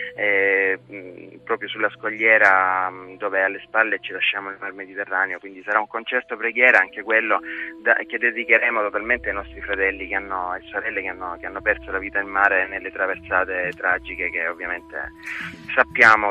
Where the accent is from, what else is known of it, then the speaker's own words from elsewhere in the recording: Sogliano Cavour, Apulia, Italy; Sogliano Cavour, il mio paesino natale